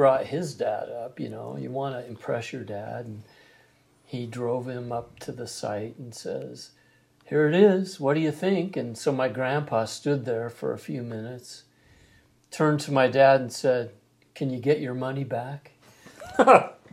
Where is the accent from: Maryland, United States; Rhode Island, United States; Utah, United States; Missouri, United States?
Utah, United States; Salt Lake City; also born or lived in Southern California; I'm from Utah. At a very young age, my family moved to Southern California. And we lived there until I was about 5 or 6 and moved back to Salt Lake City